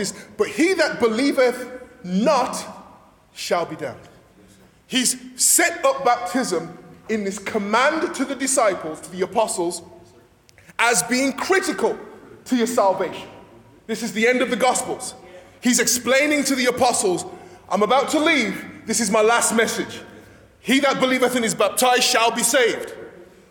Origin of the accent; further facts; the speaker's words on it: England, United Kingdom; moved away; I'm from England, and one of the things you grow up with in the back of your head is that the English hate the French.